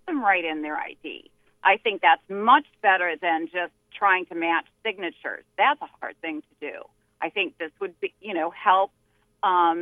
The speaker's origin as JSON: {"language": "English", "region": "Minnesota", "country": "United States", "tie": "born or raised there", "said": "I was raised in Minnesota"}